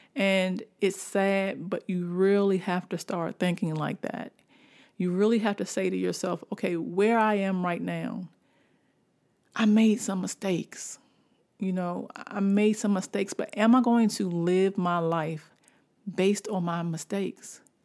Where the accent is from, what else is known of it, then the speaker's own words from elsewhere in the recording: Washington, District of Columbia, United States; also born or lived in Baltimore; I'm from Washington, D C. Washington, D C is where I was born, and Baltimore is, is where my heart got pumped with the love of writing